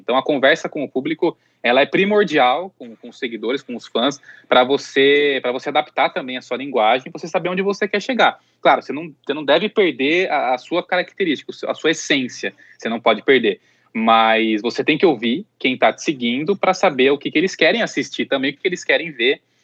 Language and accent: Portuguese; Artur Nogueira, São Paulo, Brazil; also born or lived in Campinas; eu sou de Campinas, então eu sou do interior, eu vivi boa parte da minha infância e adolescência mais no interior ainda, que é Artur Nogueira, que é uma cidade bem próxima de, de Campinas